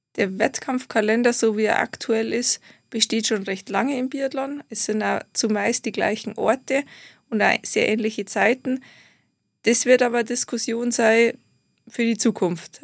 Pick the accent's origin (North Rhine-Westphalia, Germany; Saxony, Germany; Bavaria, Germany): Bavaria, Germany; Garmisch-Partenkirchen; Ich komme aus Garmisch-Partenkirchen